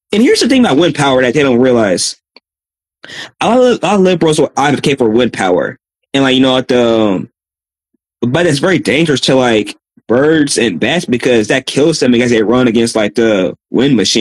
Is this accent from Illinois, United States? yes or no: no; Austin, Texas, United States; I'm from Austin, Texas